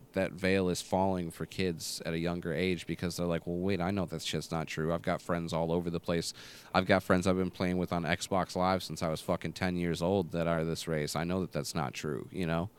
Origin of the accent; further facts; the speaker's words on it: Michigan, United States; I came out from Michigan for the summer